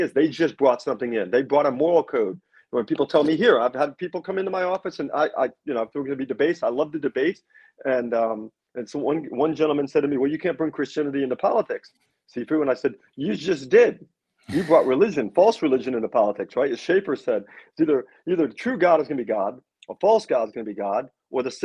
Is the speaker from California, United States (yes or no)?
no; New York, United States; I'm from New York